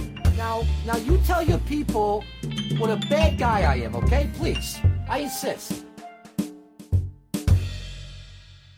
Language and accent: English; New York, United States; A true New Yorker like me